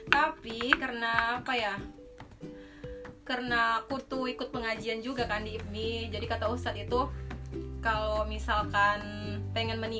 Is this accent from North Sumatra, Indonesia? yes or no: yes; Medan, North Sumatra, Indonesia; kalau kita kan orang Medan kalau menentukan tanggal itu lebih bagusnya kata orang tua kan bukannya orang Jawa